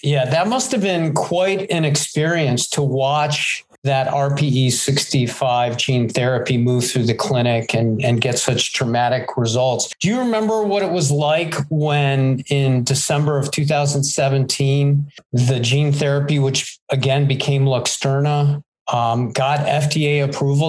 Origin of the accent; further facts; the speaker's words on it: Cleveland, Ohio, United States; I grew up in Cleveland